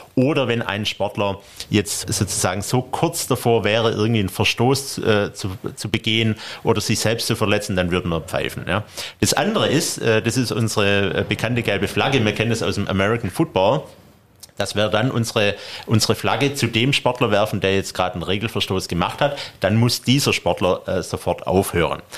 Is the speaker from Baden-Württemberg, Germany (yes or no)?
yes; Stuttgart, Baden-Württemberg, Germany; komme ich aus Stuttgart